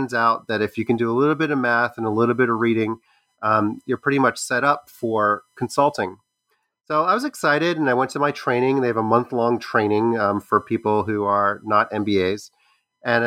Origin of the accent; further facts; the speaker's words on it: Baltimore, Maryland, United States; I grew up in Baltimore, Maryland